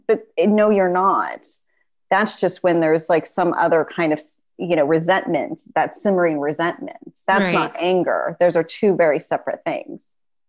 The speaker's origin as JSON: {"language": "English", "region": "California", "country": "United States", "said": "maybe because we're both from Southern California."}